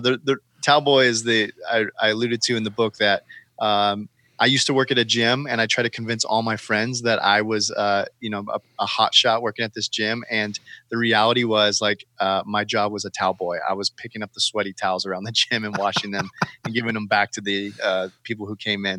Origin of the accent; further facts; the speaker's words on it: California, United States; now in Portland, United States; I live here in Portland. I'm born and raised in California.